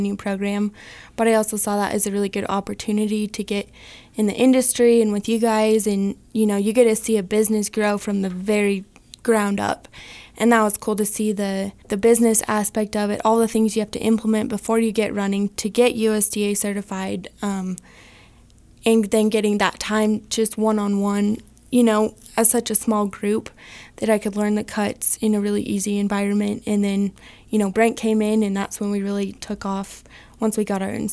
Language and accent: English; California, United States; moved away as an adult; now in Wyoming, United States; I am originally from California. I grew up on a small family ranch where we raise grass-fed beef